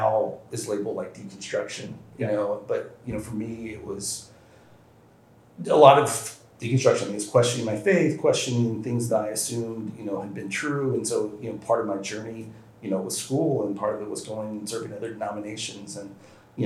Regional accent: Nashville, Tennessee, United States; I born and raised in the South, Nashville, Tennessee

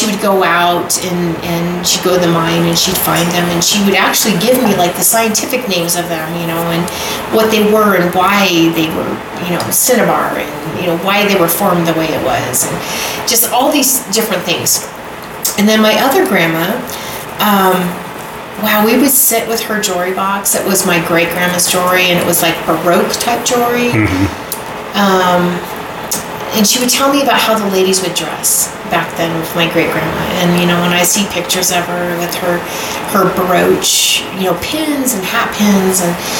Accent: Elko, Nevada, United States; now in Minden, United States; I grew up in Elko. I was immersed in the Western lifestyle growing up in Elko.

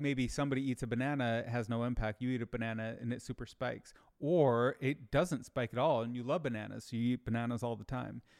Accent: Michigan, United States; I grew up in Michigan

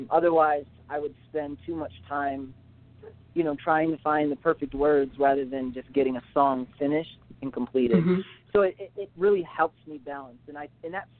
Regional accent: Tecumseh, Michigan, United States; also born or lived in Pennington, Michigan; I'm from Tecumseh, Michigan. It's a very small city.

